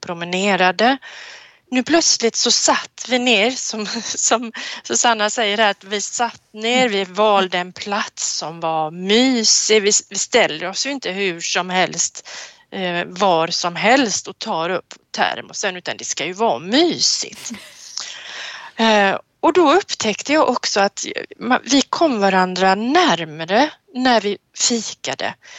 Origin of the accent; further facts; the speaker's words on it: Sweden; Som svensk